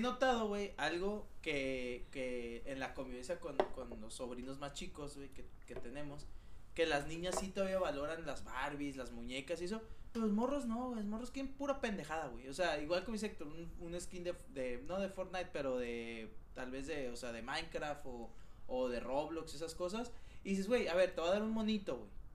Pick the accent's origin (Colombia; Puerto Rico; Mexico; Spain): Mexico; soy el único mexicano que trabaja en la empresa en la que trabajo